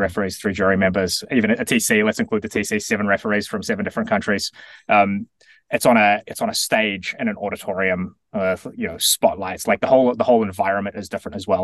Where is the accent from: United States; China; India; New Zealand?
New Zealand; as a New Zealander